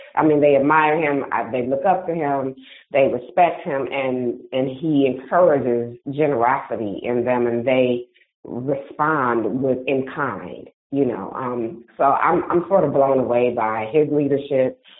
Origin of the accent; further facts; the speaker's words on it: Detroit, Michigan, United States; I feel really really excited for my hometown.